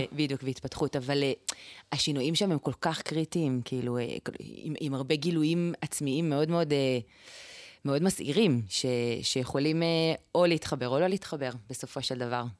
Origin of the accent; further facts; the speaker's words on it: Israel; now in Tekoa; אני גדלתי ביישוב שככה, כמו נראה לי הרבה יישובים אה, דתיים